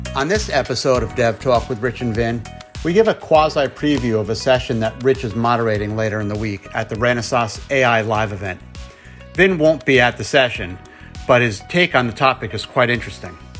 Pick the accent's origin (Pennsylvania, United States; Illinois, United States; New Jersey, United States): New Jersey, United States; I don't have an accent because I'm from New Jersey